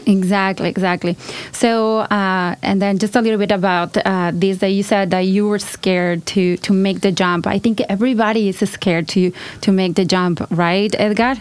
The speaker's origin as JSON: {"language": "English", "region": "Colima", "country": "Mexico", "tie": "born or raised there", "also_born_or_lived": "California", "second_language": "English", "moved": "as an adult", "lives_now": "United States", "said": "I'm from Colima, Mexico. Uh, I was born in California, but grew up with my grandma"}